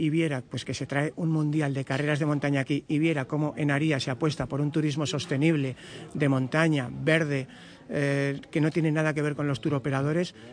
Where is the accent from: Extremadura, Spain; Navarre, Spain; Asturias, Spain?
Navarre, Spain; yo soy navarro, vengo del norte